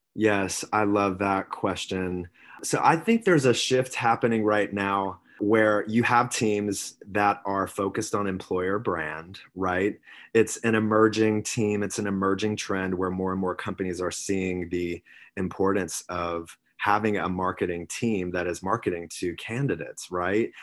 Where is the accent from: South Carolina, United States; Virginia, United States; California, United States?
South Carolina, United States; now in Sausalito, United States; I was born and raised on the East Coast in South Carolina, small town. I'm, I mean, I'm a Southern gent at heart